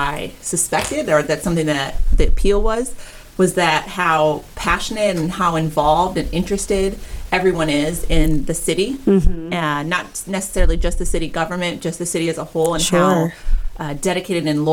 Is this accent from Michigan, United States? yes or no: no; Maple Grove, Minnesota, United States; moved away as an adult; now in Lakeland, United States; I was born and raised in Minnesota in a city right outside of Minneapolis.